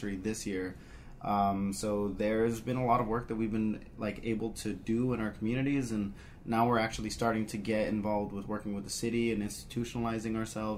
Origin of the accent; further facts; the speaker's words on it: El Paso, Texas, United States; now in Albuquerque, United States; I'm also coming out of Albuquerque, originally from El Paso, Texas